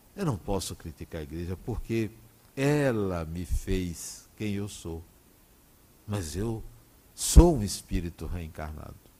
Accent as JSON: {"language": "Portuguese", "town": "Salvador", "region": "Bahia", "country": "Brazil", "tie": "born or raised there", "also_born_or_lived": "Acajutiba, Bahia", "said": "Nós viemos de Acajutiva para Salvador, no dia vinte e seis de janeiro de mil novecentos e sessenta e quatro"}